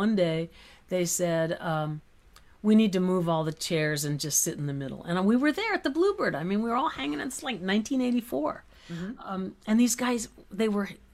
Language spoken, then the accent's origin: English; California, United States; also born or lived in Nashville; now in Los Angeles, United States; I am a Californian. I am a Westerner